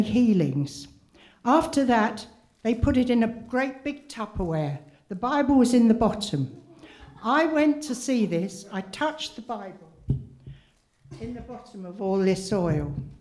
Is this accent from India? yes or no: no; Wales, United Kingdom; I came from Wales